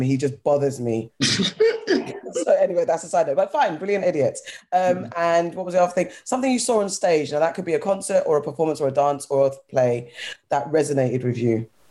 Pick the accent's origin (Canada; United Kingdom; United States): United Kingdom; London; being from London myself, I haven't lived anywhere else